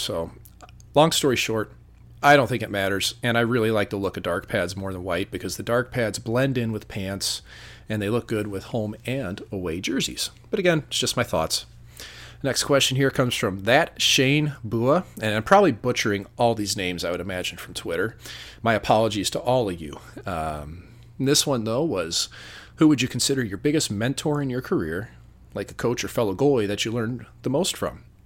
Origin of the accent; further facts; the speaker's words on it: St. Louis, Missouri, United States; moved away; my hometown of Saint Louis was always fun to visit.